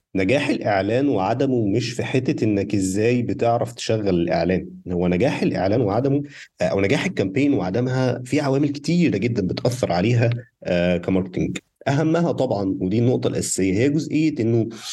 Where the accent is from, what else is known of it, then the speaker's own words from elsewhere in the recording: Egypt; احنا هنا كمصريين